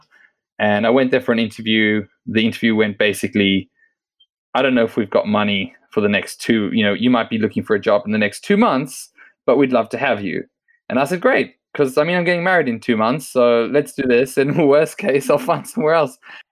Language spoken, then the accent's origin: English; Australia; moved away as an adult; also born or lived in South Africa; now in Israel; I was born in South Africa, moved to Australia when I was a teenager, grew up there